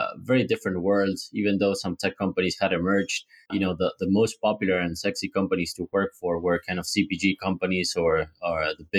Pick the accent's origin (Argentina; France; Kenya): Argentina; moved away as an adult; also born or lived in Switzerland / Peru / Dublin, Ireland / New York, United States; I was born in Argentina, but soon after we moved first to Switzerland and then to Peru because of my dad's job. So we spent roughly 5 years living abroad before coming back, and then all the way from like primary school till the end of uni, I was here in Argentina. Raised here, educated here